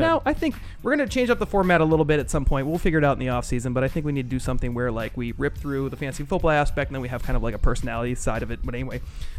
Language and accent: English; East Coast, United States; now in Indianapolis, United States; I grew up on the East Coast, obviously, and I loved it.